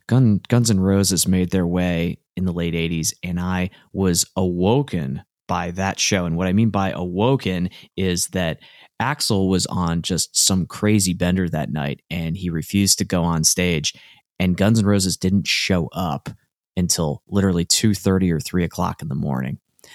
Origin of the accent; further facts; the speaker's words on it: Hershey, Pennsylvania, United States; I grew up in Hershey, Pennsylvania, and we had access to two venues.